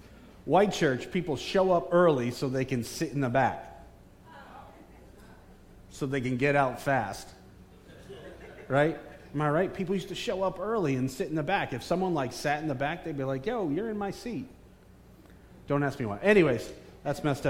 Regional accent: Bridgeport, Connecticut, United States; moved away; I am a son of Connecticut in Bridgeport. I was born in Park City Hospital.

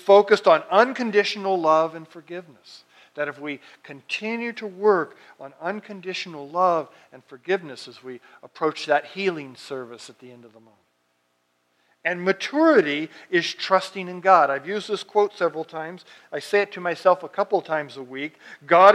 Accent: Fresno, California, United States; I grew up out in the Fresno area

